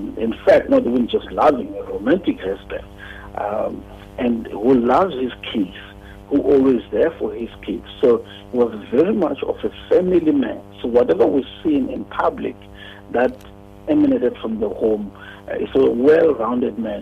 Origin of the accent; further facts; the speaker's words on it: South Africa; us as South African